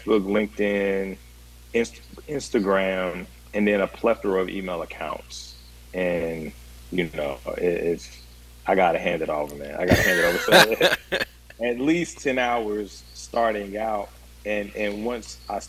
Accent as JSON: {"language": "English", "country": "Ghana", "moved": "yes", "lives_now": "Nashville, United States", "said": "my journey through the world being Ghanaian"}